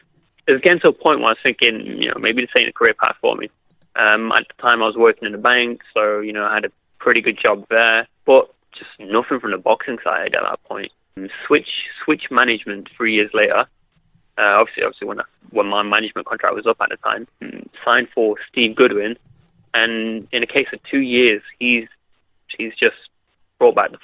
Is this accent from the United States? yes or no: no; Derby, East Midlands, United Kingdom; my hometown of Derby